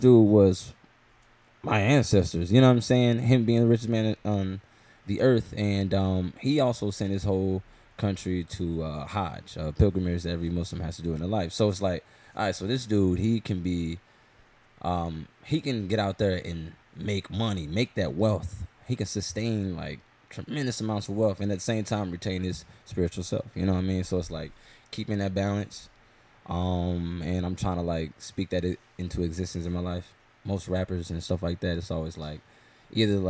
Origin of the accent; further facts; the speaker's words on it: St. Louis, Missouri, United States; born and raised here in St. Louis, Missouri